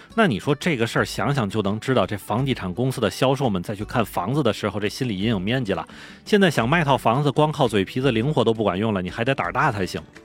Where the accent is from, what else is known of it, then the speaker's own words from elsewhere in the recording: Tianjin, China; moved away as an adult; also born or lived in Beijing; 因为我是天津人